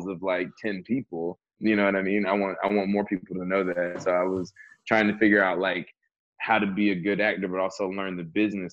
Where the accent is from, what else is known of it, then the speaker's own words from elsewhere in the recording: the South, United States; I'm also from the South